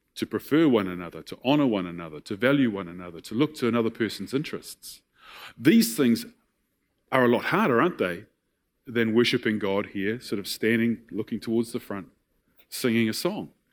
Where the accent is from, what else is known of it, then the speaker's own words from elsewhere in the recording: New Zealand; I was raised in Tapuna